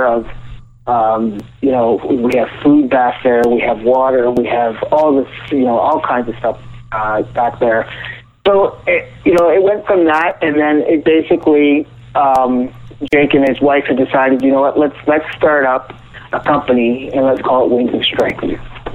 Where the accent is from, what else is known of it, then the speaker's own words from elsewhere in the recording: Canada; I'm in Canada right now. I'm from Canada